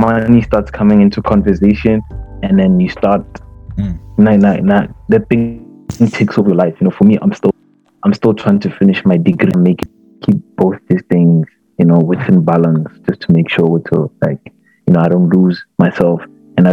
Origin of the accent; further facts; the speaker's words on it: Polokwane, Limpopo, South Africa; I'm from Polokwane. I'm 22